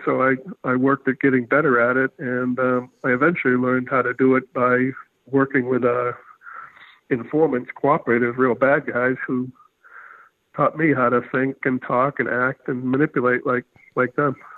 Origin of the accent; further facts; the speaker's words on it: Haverhill, Massachusetts, United States; I grew up outside of Boston in a uh, industrial town called Haverhill, uh, blue collar um, city, a decaying mill town.